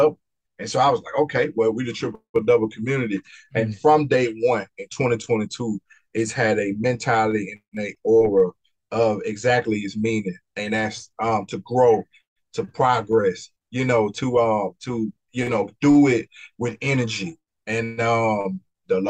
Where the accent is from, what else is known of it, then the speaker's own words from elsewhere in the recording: Mississippi, United States; being from Mississippi